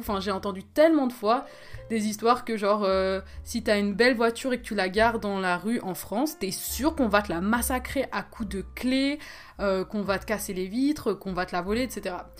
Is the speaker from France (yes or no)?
no; Switzerland; moi je suis pas française, je suis suisse